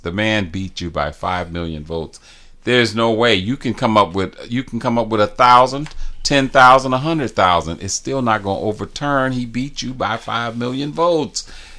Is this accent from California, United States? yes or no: no; Milwaukee, Wisconsin, United States; also born or lived in Chicago; I was born in Milwaukee, baby.